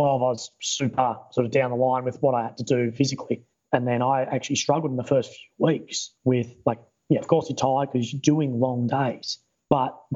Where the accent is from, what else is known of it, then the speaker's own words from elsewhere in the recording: Warrnambool, Victoria, Australia; moved away as an adult; also born or lived in Wagga Wagga; I was born in Victoria in a small country town called Warrnambool. I actually grew up on a farm near Warrnambool.